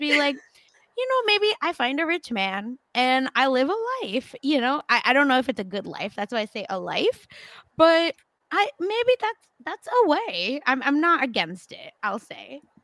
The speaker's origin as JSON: {"language": "English", "country": "India", "said": "I'm Indian"}